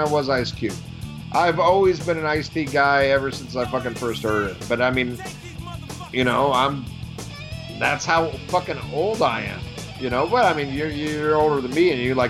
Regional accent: United States; I'm fucking predominantly Irish, but I'm fucking American

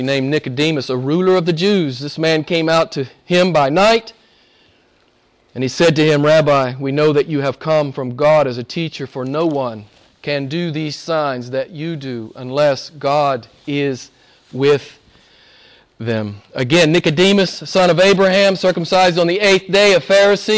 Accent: United States; I'm an American

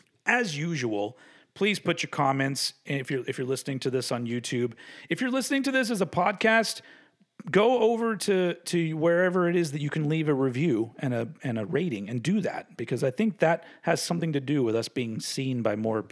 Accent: United States; I'm from America.

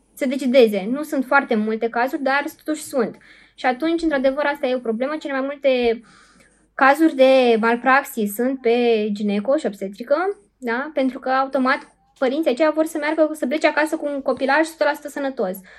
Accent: Suceava, Suceava County, Romania; eu sunt din Suceava

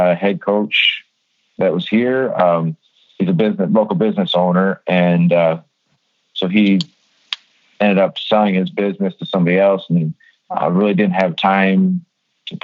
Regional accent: the Soo, Michigan, United States; I was born and raised in the Sioux, and I graduated from Sioux High in 1998

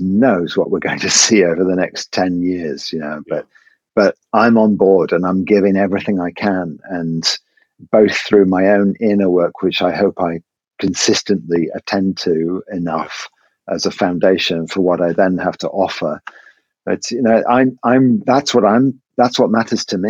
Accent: England, United Kingdom; it is maths with an S because I'm English

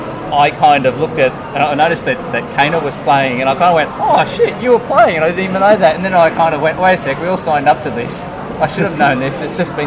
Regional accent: Brisbane, Queensland, Australia; So I'm born and raised here in Brisbane.

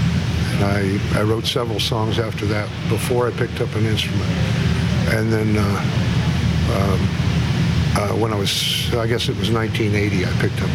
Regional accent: Indianapolis, Indiana, United States; also born or lived in Beech Grove, Indiana / Florida; I was born in Beech Grove, lived in Indianapolis most of my life

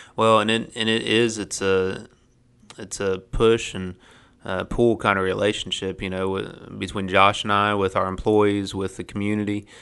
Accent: Ohio, United States; moved away as an adult; I was raised in Ohio, but, uh, but, you know, my family's got the hillbilly highway history

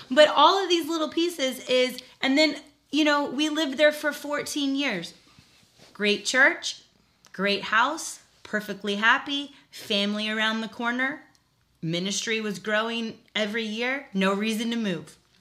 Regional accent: South Florida, United States; moved away as an adult; now in Virginia, United States; I lived in South Florida

